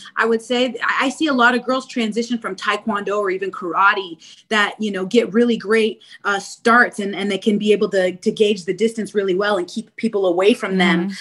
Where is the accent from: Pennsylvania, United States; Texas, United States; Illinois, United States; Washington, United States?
Washington, United States; Spokane; moved away as an adult; now in Chicago, United States; Born and raised in Spokane, Washington